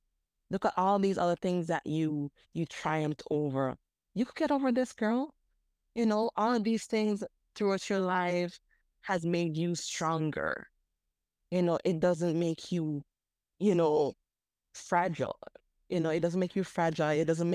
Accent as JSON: {"language": "English", "country": "Jamaica", "tie": "born or raised there", "lives_now": "Virgin Islands", "said": "And I had to move back to my home country, the Virgin Islands. So dealing with, okay, growing up in Jamaica, and now I'm moving back to the Virgin Islands"}